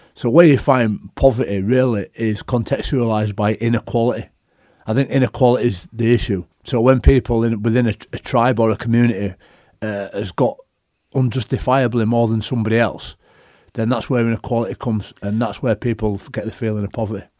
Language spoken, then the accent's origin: English; Leeds, Yorkshire and the Humber, United Kingdom; the club that I grew up playing for, supporting. You know, my hometown club